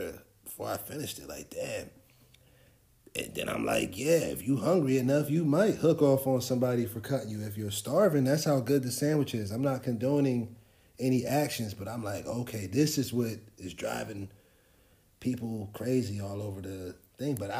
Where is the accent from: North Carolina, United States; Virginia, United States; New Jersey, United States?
New Jersey, United States; Trenton; I'm from Trenton.